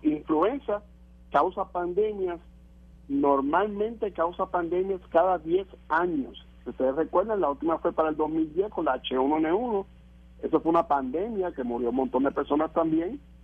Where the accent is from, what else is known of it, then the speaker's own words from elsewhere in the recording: Lares, Puerto Rico; allá mi pueblo de Lares